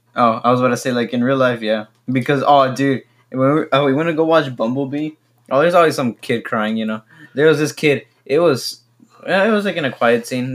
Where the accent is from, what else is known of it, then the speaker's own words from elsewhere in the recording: Mexico; first language Spanish; English is a second language; also born or lived in Ohio / San Antonio; now in United States; I was born in Ohio, you know, like I said already and then we came to live in Mexico